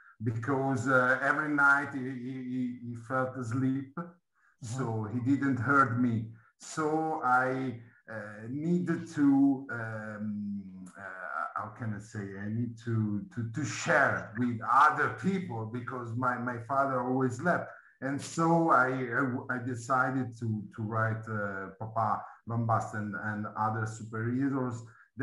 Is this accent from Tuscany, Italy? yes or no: no; Milan, Lombardy, Italy; Yes, yes. But okay. I'm from Milan.